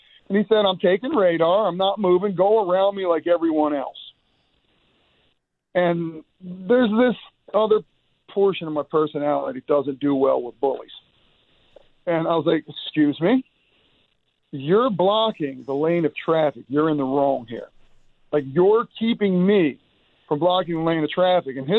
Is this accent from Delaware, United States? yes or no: yes; Smyrna, Delaware, United States; we're from Smyrna